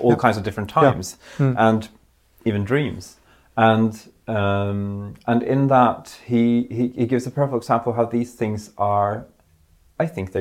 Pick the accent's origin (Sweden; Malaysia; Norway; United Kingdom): Norway; I grew up in Norway, in Europe